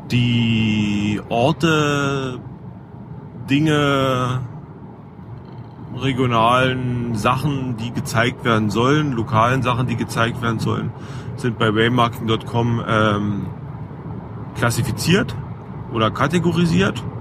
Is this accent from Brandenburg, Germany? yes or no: yes; Cottbus, Brandenburg, Germany; Ich habe äh, vom ursprünglich, also bin ich aus Cottbus, äh, berühmtes oder ein sehr, sehr berühmtes Wahrzeichen von Cottbus ist der Post, Cottbuser Postkutscher über die Grenzen berühmt.